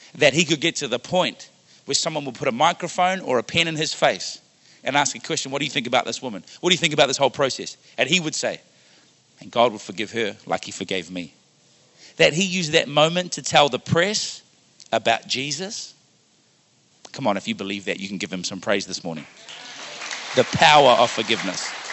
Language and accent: English; Wellington, New Zealand; now in Ottawa, Canada; Growing up in Wellington, New Zealand